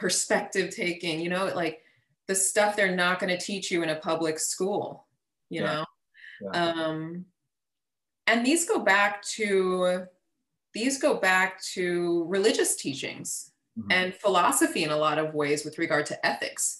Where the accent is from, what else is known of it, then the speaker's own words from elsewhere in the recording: Texas, United States; I grew up in Texas, part of the Texas educational system, born and raised in Texas.